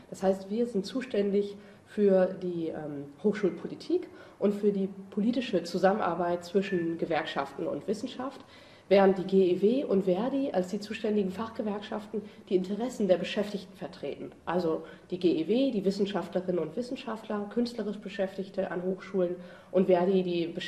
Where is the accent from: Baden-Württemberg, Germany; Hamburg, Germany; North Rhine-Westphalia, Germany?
North Rhine-Westphalia, Germany; Cologne; Ja, ich komme aus Köln.